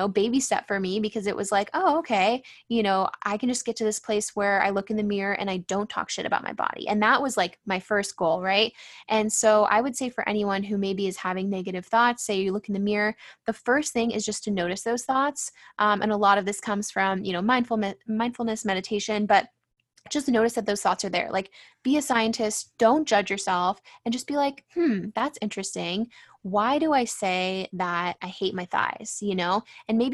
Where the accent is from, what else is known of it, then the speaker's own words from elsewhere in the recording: San Diego, California, United States; growing up in San Diego, it's like pretty superficial place to live